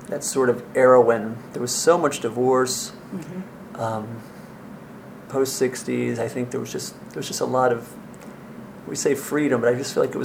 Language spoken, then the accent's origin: English; North Wales, Pennsylvania, United States; also born or lived in Miami, Florida / New Jersey; Then we moved up, lived in Jersey for a couple years, and then moved over to suburban, like North Wales, Lansdale